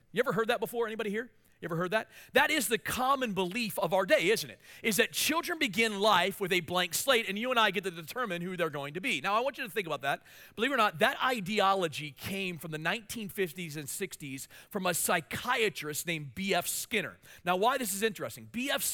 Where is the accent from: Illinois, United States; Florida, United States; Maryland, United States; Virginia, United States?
Maryland, United States; Hagerstown; moved away as an adult; also born or lived in Washington, D.C. area; now in Mansfield, United States; the church I pastored in my hometown in Hagerstown, Maryland